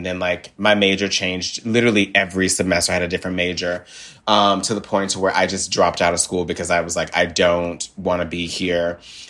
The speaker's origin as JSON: {"language": "English", "town": "Memphis", "region": "Tennessee", "country": "United States", "tie": "born or raised there", "said": "I grew up in Memphis, Tennessee, and we grew up really poor."}